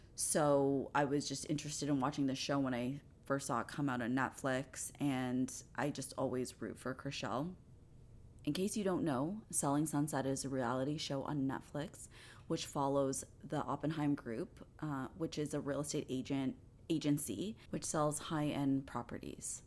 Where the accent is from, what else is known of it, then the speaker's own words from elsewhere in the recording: Canada; I'm Canadian